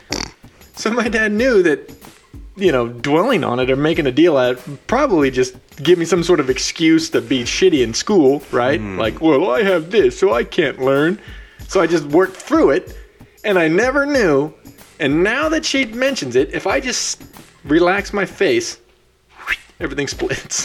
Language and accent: English; Central Valley, California, United States; I'm from the Central Valley of California